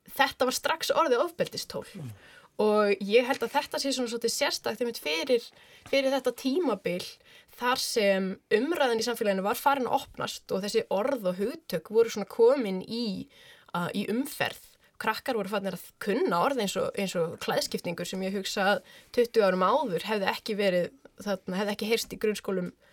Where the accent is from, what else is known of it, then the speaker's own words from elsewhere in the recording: Reykjavík, Capital Region, Iceland; Ég er úr Reykjavík